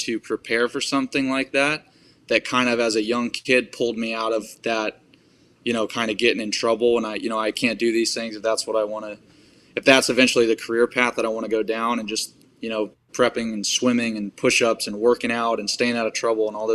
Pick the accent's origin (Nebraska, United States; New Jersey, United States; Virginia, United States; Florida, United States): Florida, United States; Tampa; I grew up in Tampa, Florida, and I was raised by a single mother